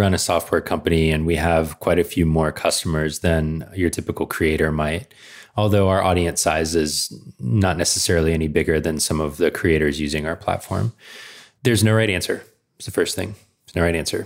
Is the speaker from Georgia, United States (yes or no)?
yes; Georgia, United States; moved away as an adult; I grew up in Georgia